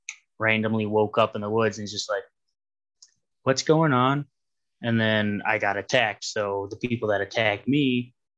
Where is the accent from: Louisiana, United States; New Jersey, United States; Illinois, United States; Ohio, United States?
Ohio, United States; I'm from Ohio